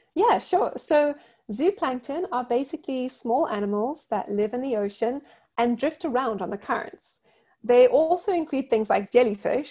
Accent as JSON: {"language": "English", "country": "South Africa", "tie": "born or raised there", "said": "Growing up in South Africa"}